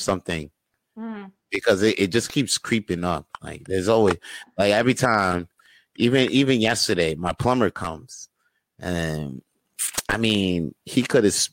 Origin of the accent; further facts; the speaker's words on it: United States; now in Montreal, Canada; I was raised in the States though, like my mom would try to teach me French.